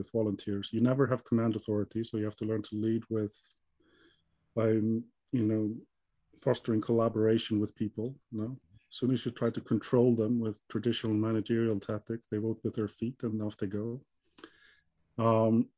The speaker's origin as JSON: {"language": "English", "country": "Iceland", "tie": "born or raised there", "moved": "as an adult", "lives_now": "Gothenburg, Sweden", "said": "I'm originally from Iceland. Yep. So born and raised there"}